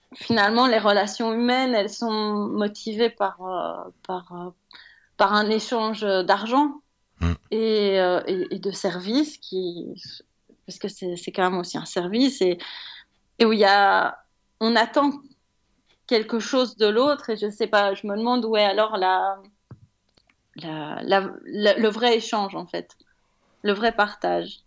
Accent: Belgium; en tant que Belge

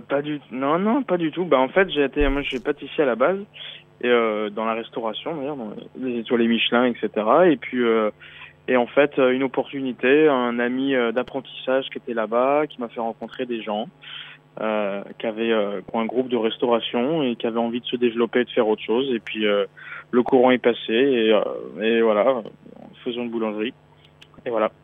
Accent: Brittany, France; also born or lived in Beijing / Paris; now in Shanghai, China; Je suis breton à la base

